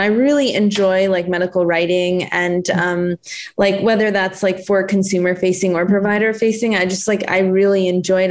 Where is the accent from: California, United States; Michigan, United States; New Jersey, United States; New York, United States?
New Jersey, United States; moved away as an adult; also born or lived in Connecticut / Minnesota / South Carolina; now in Los Angeles, United States; I'm from New Jersey, actually.